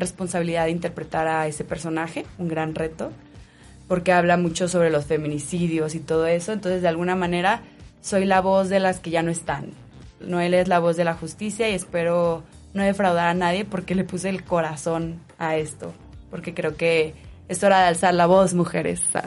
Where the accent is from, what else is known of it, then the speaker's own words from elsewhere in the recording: Guadalajara, Jalisco, Mexico; now in Mexico City, Mexico; yo soy de Guadalajara. Y llevo 10 años en el DF